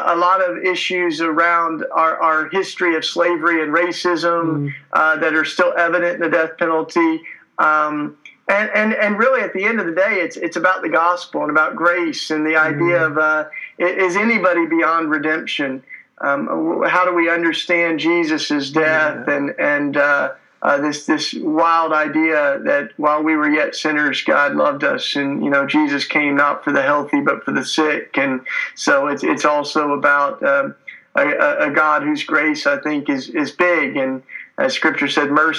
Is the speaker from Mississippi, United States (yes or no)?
no; Tennessee, United States; moved away as an adult; now in Philadelphia, United States; I'm a Tennessee kid. You can tell by my accent. That's why I talk with such a charming, lovely accent. I grew up down south and came up to Philadelphia to go to school.